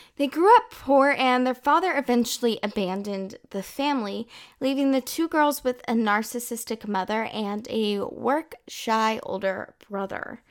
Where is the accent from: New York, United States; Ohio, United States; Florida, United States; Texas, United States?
Texas, United States; moved away as an adult; now in France; I'm originally from the United States, Texas to be exact, and I moved to France in December twenty eighteen.